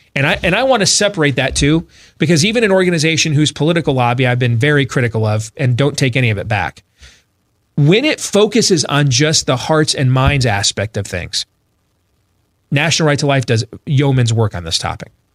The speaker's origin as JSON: {"language": "English", "region": "Iowa", "country": "United States", "said": "my home state of Iowa"}